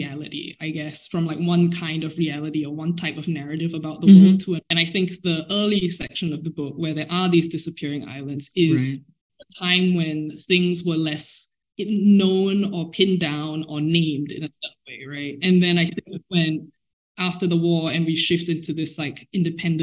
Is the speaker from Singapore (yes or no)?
yes; Singapore; moved away as an adult; I am Singaporean and I grew up in Singapore.